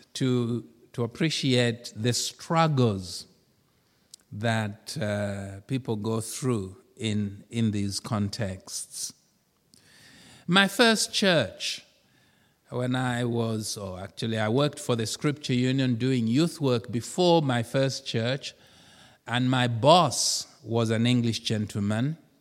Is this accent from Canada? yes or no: no; Zambia; moved away; I come from Zambia